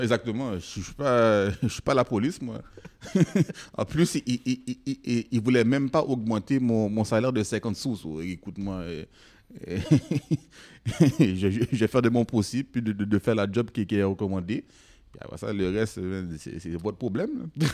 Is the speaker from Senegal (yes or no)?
no; Quebec, Canada; je suis né ici. Moi, moi je, suis comme toi. Là. Je ne suis, pas, je suis pas moins québécois que toi